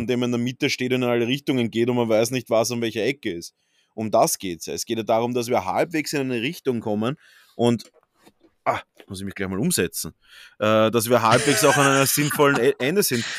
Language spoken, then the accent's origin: German; Austria; bei uns in Österreich